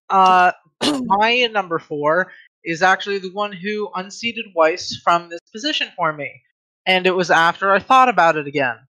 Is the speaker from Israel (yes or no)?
no; Ireland; I'm I I'm Irish.